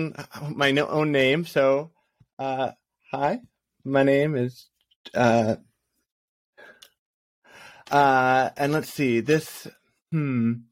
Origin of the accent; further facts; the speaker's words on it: Massachusetts, United States; moved away as an adult; also born or lived in New York; now in Los Angeles, United States; I was born in New York, but we moved pretty quickly to Massachusetts, and I grew up most of my life there.